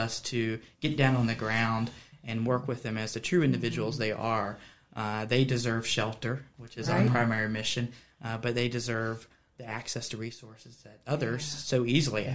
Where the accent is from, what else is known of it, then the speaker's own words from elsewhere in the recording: Harrisonburg, Virginia, United States; also born or lived in Hampton Roads, Virginia / Staunton, Virginia; I grew up here in Harrisonburg in Rockingham County, just down the road in Keesletown